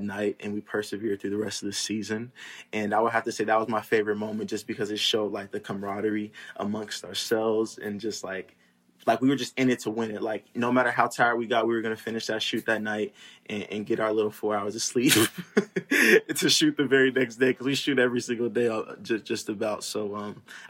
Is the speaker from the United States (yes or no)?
yes; California, United States; also born or lived in St. Louis, Missouri; I was born in St. Louis, Missouri, but I grew up in California. So I would say that I'm Cali raised and then just like St. Louis born.